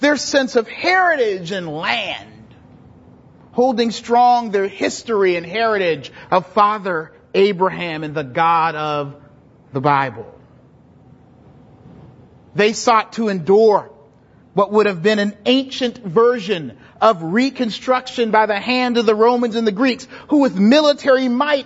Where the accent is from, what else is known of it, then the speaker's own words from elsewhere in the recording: Charleston, South Carolina, United States; now in Charlotte, United States; I was raised in the South, born and raised, Charleston, South Carolina, the cultural mecca of the South